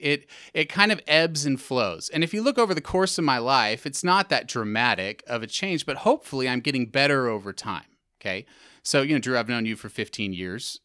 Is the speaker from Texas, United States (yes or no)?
yes; Texas, United States; also born or lived in Middle East / England; I am from Texas. Originally